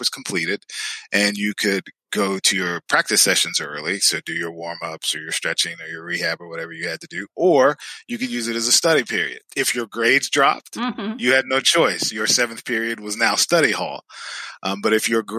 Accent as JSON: {"language": "English", "region": "the South", "country": "United States", "tie": "born or raised there", "said": "I grew up in the South, and it was interesting because sports in the South are virtually a part of life."}